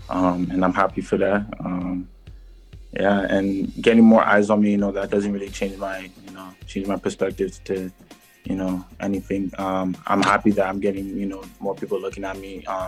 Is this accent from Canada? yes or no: yes; Canada; moved away; I can, say that I'm a Canadian, playing overseas